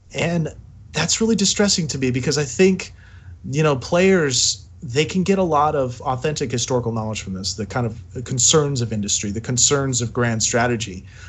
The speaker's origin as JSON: {"language": "English", "country": "United States", "said": "I'm an American"}